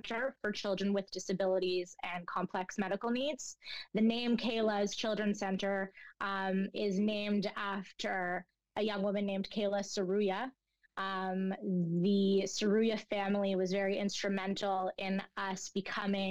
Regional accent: Toronto, Ontario, Canada; also born or lived in Montreal; I grew up in the Jewish school system in Toronto

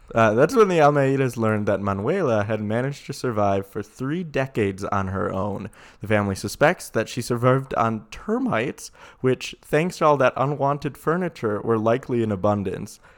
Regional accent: Sheboygan, Wisconsin, United States; moved away; also born or lived in Colorado; We're from Sheboygan, uh, which is a city in Wisconsin, about the size of Boise, probably smaller.

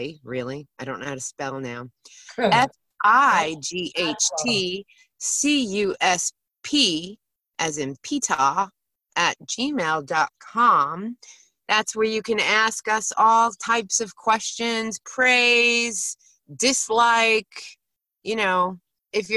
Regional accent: New York, United States; I'm an Anglophile and a New Yorker, so I just call myself a British New Yorker

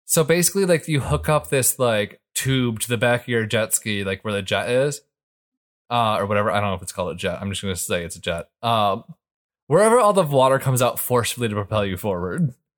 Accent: Michigan, United States; growing up in Michigan

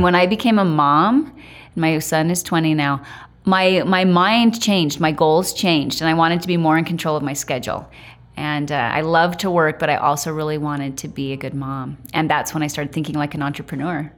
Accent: Idaho, United States; now in Utah, United States; I grew up in Idaho around farms

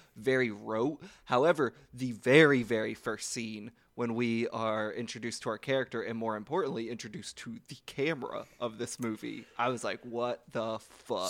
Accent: Louisville, Kentucky, United States; I'm from Kentucky

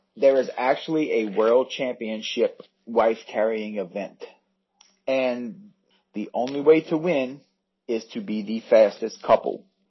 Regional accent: United States; I'm American

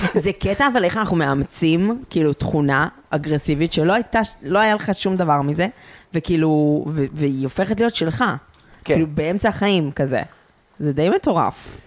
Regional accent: a kibbutz near Afula, Northern District, Israel; moved away; ומגיל סופר צעיר ידעתי שאני הולכת לצאת מהקיבוץ

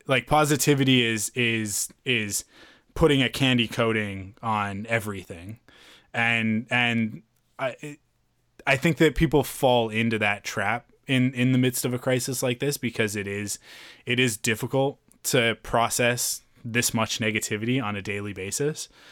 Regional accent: Canada; we're Canadian

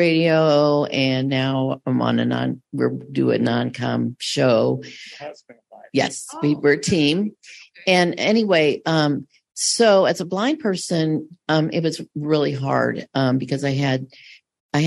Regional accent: St. Louis, Missouri, United States; we're from St. Louis

